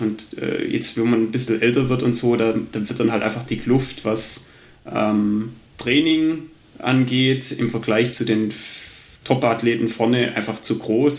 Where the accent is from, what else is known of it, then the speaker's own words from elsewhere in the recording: Albstadt, Baden-Württemberg, Germany; aufgewachsen in Albstadt in der Mountainbike-Hochburg